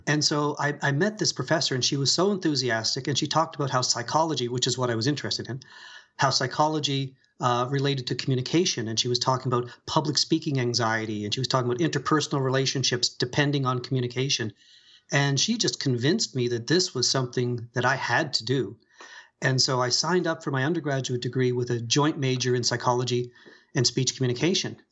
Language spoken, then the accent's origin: English; Sydney, Nova Scotia, Canada; also born or lived in London, Ontario / Ottawa; I grew up here. This is, this is my hometown